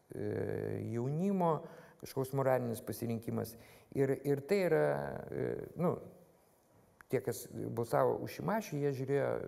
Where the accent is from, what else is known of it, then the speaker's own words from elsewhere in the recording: Vilnius, Vilnius County, Lithuania; aš Vilnietis, man Vilnius yra